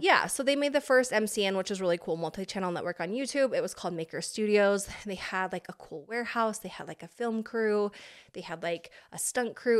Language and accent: English; Pocatello, Idaho, United States; moved away as an adult; now in California, United States; I am an Idaho girl